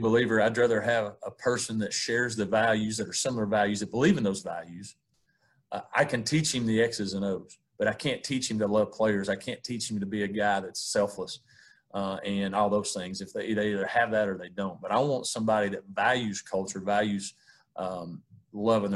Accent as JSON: {"language": "English", "region": "East Tennessee", "country": "United States", "tie": "born or raised there", "said": "I grew up in East Tennessee on a farm with my grandparents"}